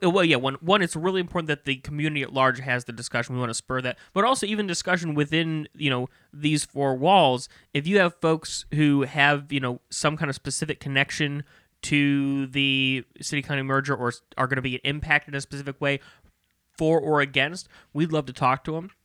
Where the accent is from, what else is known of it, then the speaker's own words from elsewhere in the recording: Maryland Heights, Missouri, United States; I grew up in Maryland Heights.